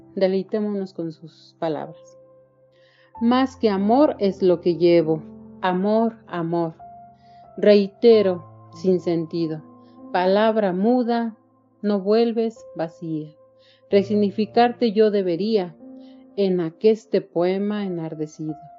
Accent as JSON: {"language": "Spanish", "region": "Querétaro", "country": "Mexico", "said": "soy mexicana del estado de Querétaro"}